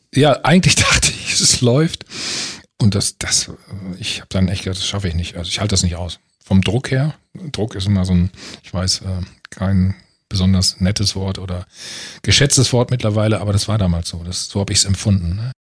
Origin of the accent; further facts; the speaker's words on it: Bad Salzuflen, North Rhine-Westphalia, Germany; moved away as an adult; also born or lived in Munich; in meiner Heimatstadt Bad Salzuflen